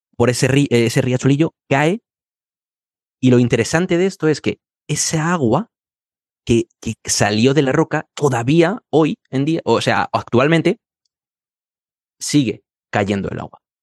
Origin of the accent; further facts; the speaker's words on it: Madrid, Community of Madrid, Spain; profesor certificado de español para extranjeros y soy de Madrid y vivo en Madrid